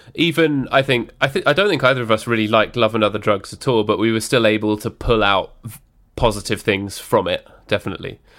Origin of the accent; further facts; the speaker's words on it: United Kingdom; we're British